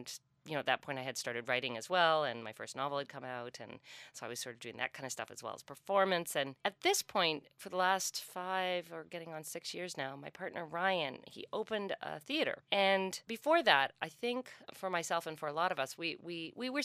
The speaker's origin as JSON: {"language": "English", "town": "St. John's", "region": "Newfoundland and Labrador", "country": "Canada", "tie": "born or raised there", "moved": "as an adult", "lives_now": "Peterborough, Canada", "said": "I grew up in St. John's, and my parents were very involved in a kind of Newfoundland cultural renaissance"}